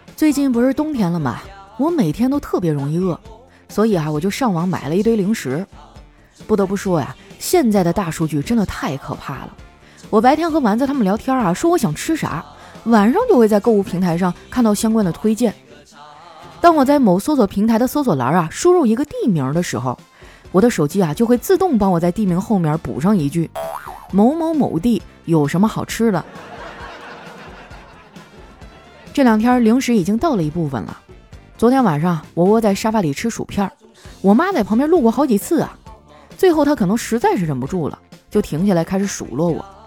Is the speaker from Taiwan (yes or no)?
no; Shenyang, Liaoning, China; moved away as an adult; now in Shanghai, China; 一听你提沈阳，我都有点想家了